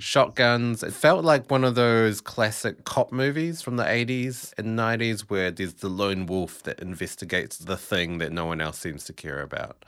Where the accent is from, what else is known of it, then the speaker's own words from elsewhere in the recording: New Zealand; now in Melbourne, Australia; I am actually a Kiwi.